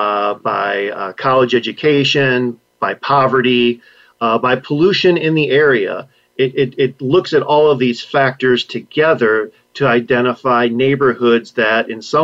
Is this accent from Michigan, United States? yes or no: yes; Michigan, United States; As a Michigander by birth and where I currently live